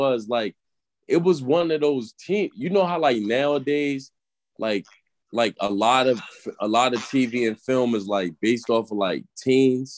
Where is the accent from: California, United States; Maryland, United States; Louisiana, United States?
Maryland, United States; Baltimore; now in Philadelphia, United States; I'm actually I'm from Baltimore, but I live in Philly